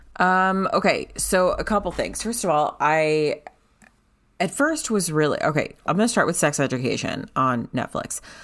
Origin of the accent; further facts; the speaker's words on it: United States; as an American